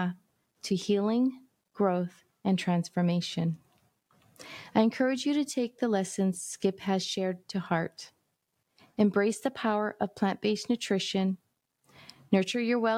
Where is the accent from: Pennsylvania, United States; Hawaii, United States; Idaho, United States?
Hawaii, United States; I'm from Hawaii